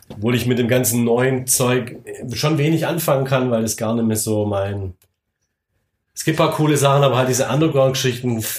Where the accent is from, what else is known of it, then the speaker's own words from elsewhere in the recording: Baden-Württemberg, Germany; Wenn du mich als Schwabe frägst